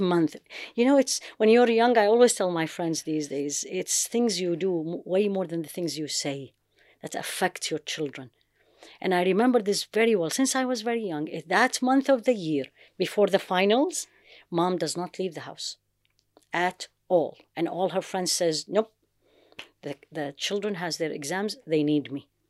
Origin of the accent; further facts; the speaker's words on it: Baghdad, Baghdad Governorate, Iraq; moved away; also born or lived in United States / London / Jeddah; I grew up in Baghdad